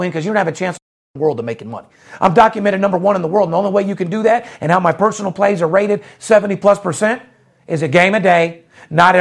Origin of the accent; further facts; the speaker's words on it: Las Vegas, Nevada, United States; I'm a fourth generation born and raised in Las Vegas